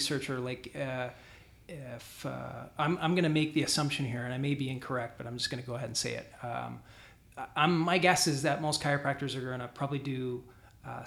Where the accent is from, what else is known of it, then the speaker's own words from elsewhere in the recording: Canada; I'm Canadian too